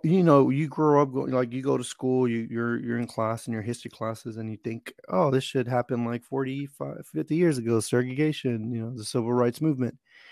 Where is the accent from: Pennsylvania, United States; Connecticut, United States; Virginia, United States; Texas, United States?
Texas, United States; Houston; But so I grew up in Houston, mostly Hispanic neighborhood.